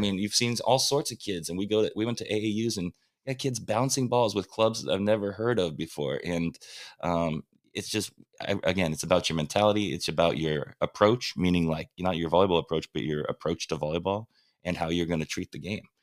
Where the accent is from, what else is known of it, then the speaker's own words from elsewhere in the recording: Huntington Beach, California, United States; I'm from Huntington Beach